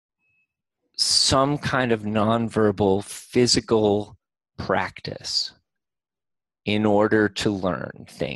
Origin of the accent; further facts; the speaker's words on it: United States; I'm from America